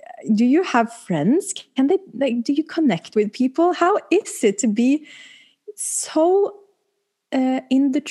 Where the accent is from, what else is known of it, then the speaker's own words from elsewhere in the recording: Oslo, Norway; I'm pretty girl from Oslo West.